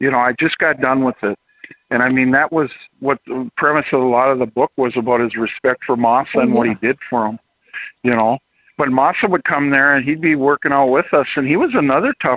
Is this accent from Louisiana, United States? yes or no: no; East Grand Forks, Minnesota, United States; also born or lived in Twin Cities, Minnesota; I grew up in East Grand Forks, Minnesota, when I moved to the Twin Cities.